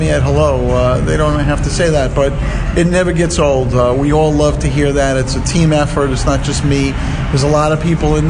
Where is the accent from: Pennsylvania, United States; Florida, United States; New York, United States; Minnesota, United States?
New York, United States; New York City; moved away; I'm originally from Brooklyn